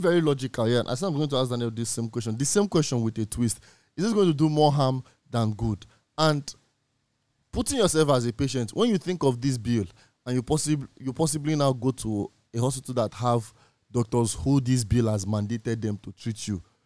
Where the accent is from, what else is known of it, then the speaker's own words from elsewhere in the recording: Nigeria; as Nigerian youth, as citizens of this country